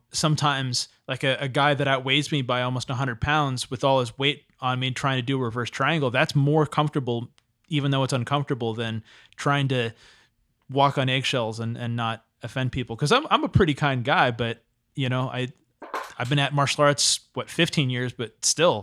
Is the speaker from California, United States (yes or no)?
yes; town outside San Diego, California, United States; I live in like this little tiny town just outside of San Diego